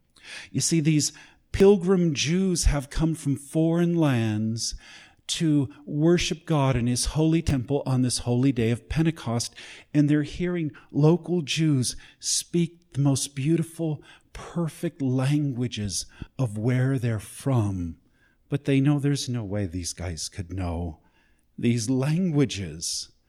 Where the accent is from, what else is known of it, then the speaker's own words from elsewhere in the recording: New York, United States; It's like, I'm from New York, you guys, you know?